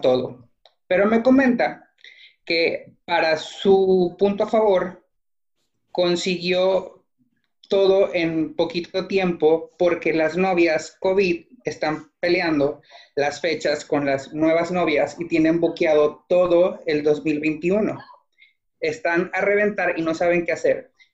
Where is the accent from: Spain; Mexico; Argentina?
Mexico; Tamaulipas; moved away; also born or lived in Monterrey, Nuevo León; yo soy de Tamaulipas, pero viví mucho tiempo en Monterrey